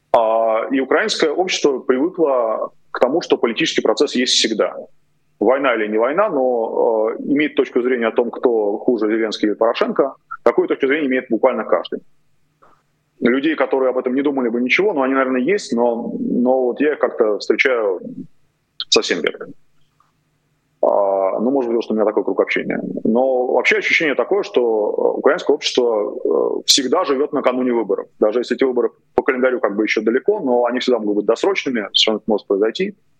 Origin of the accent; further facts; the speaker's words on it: Moscow, Russia; moved away as an adult; now in Kyiv, Ukraine; родился-то я в Москве, это я сейчас киевлянин, да, а тогда до 36 лет я был москвичем